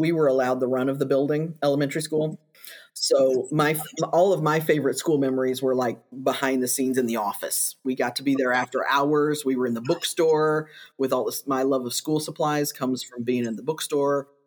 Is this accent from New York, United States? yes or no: no; Kentucky, United States; moved away as an adult; now in Missouri, United States; I grew up in Kentucky and did my teacher prep there and then came to Missouri